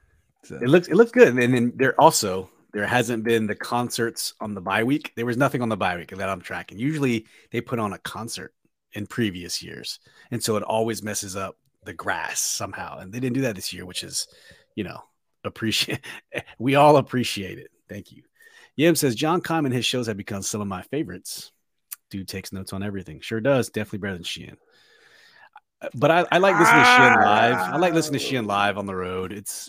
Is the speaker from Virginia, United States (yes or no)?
yes; Virginia, United States; Very cool. I'm from Northern Virginia. I was stationed in Maryland and Texas, Arizona, New York, everywhere.